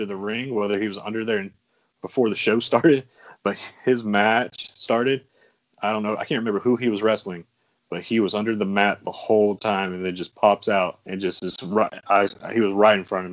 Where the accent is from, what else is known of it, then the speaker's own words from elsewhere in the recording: Jacksonville, Florida, United States; I am also from the 904 Duval County